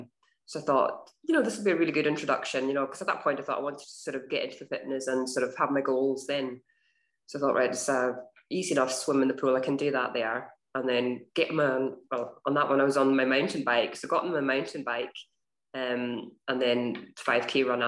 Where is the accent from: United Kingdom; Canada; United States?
United Kingdom; Stornoway, Scotland; moved away as an adult; also born or lived in Glasgow; I grew up in the Western Isles in Stornoway.